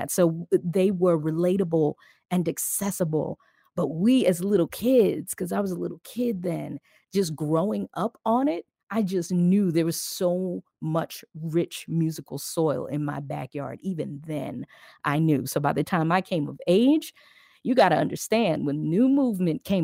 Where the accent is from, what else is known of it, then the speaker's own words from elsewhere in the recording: Philadelphia, Pennsylvania, United States; I'm a Philly John